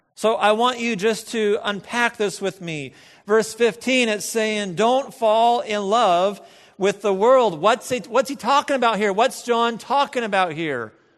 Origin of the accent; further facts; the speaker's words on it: United States; we are American